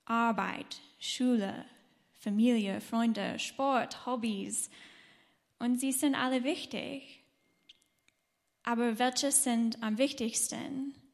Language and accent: German; United States; German is a second language; now in Germany; Und wir kommen aus den USA und sind seit, ähm, seit 2015 hier in Deutschland.